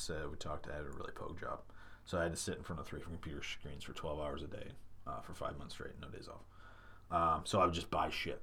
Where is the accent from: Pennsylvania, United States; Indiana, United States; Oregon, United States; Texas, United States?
Indiana, United States; moved away as an adult; now in San Diego, United States; I'm from Indiana